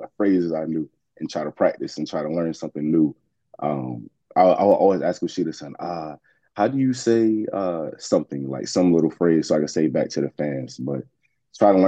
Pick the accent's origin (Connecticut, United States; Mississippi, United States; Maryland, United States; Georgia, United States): Georgia, United States; Atlanta; also born or lived in Brooklyn, New York; now in Los Angeles, United States; Originally, I'm from Brooklyn, but I was raised in Atlanta